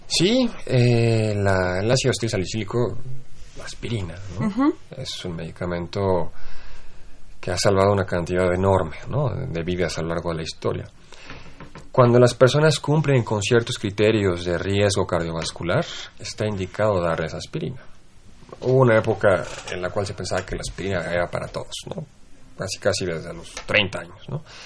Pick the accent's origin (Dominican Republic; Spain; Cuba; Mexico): Mexico